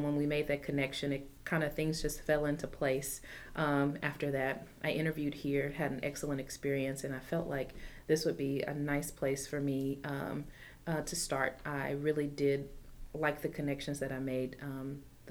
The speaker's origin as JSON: {"language": "English", "town": "Brenham", "region": "Texas", "country": "United States", "tie": "born or raised there", "moved": "yes", "said": "I'm originally from Brenham, Texas"}